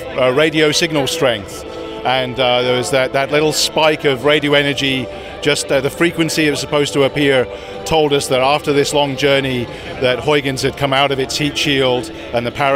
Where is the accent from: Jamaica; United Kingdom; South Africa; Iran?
United Kingdom; moved away; also born or lived in Netherlands / United States; I'm British. I worked in the Netherlands and the UK and in the US